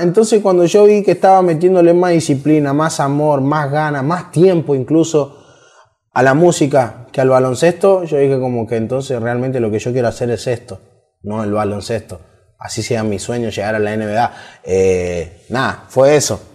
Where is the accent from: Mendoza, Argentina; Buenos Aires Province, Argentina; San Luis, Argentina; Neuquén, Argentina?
San Luis, Argentina; Villa Mercedes; yo soy de San Luis, que es el interior de Argentina. Vivo en una ciudad que se llama Villa Mercedes